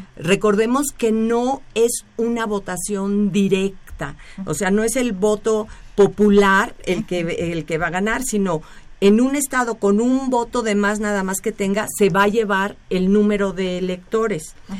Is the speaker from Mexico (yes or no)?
yes; Mexico; nosotros aquí en México